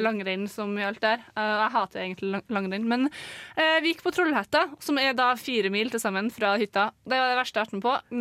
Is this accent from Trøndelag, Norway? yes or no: yes; Trøndelag, Norway; vi som er trøndere.